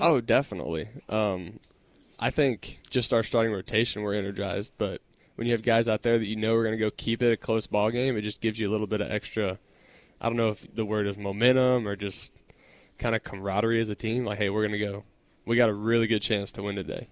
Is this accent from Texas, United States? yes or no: yes; Texas, United States; growing up in Texas, then going to Texas Tech, staying in Texas for my pro career